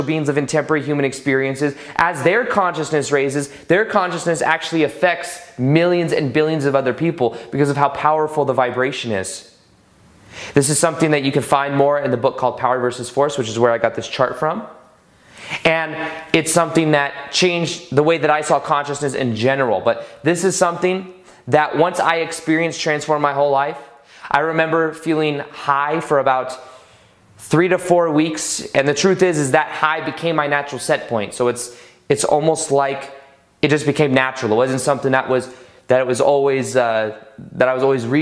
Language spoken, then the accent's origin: English; Las Vegas, Nevada, United States; We're from Vegas. I'm from Vegas